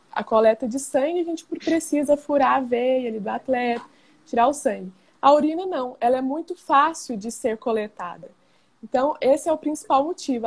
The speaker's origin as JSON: {"language": "Portuguese", "town": "Goiânia", "region": "Goiás", "country": "Brazil", "said": "Sou aqui de Goiânia, Goiás"}